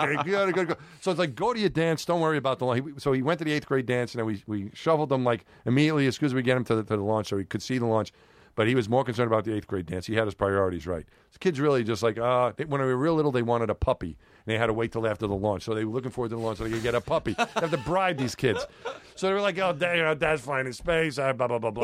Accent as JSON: {"language": "English", "town": "New York City", "region": "New York", "country": "United States", "tie": "born or raised there", "said": "when I was growing up in New York"}